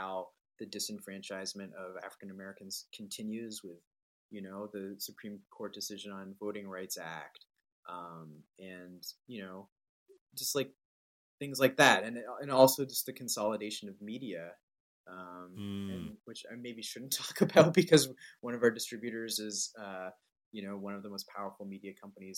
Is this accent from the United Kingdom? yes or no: no; Canada; moved away as an adult; now in United States; I was born in Canada. I'm like biracial Muslim, you know, lived most of my adult life in the United States